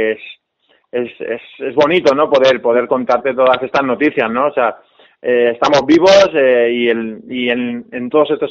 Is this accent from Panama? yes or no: no; Asturias, Spain; tiraré un poco por mi tierra, yo soy de Asturias.